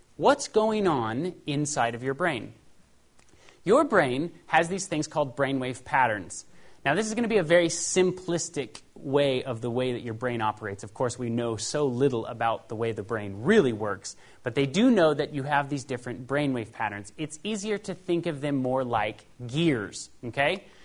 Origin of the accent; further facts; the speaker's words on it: Paradise, California, United States; also born or lived in Los Angeles, California; I was raised in Paradise, California